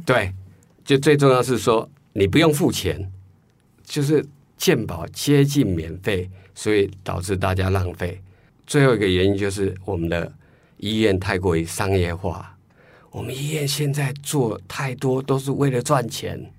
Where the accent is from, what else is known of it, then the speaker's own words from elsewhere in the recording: Taiwan; 我们台湾人不太习惯这时候去讨论